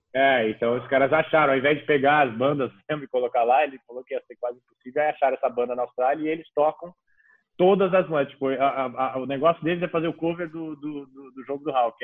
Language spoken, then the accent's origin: Portuguese; Brazil; para o brasileiro